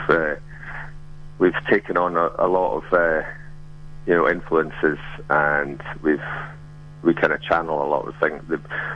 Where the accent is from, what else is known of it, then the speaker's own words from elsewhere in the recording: Scotland, United Kingdom; we're from Scotland, various points of the compass in Scotland